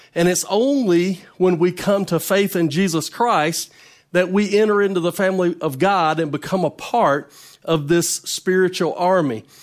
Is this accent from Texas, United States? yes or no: no; North Carolina, United States; now in Mississippi, United States; I, I was not born in Mississippi. I'm from North Carolina, but I've lived in Mississippi a long time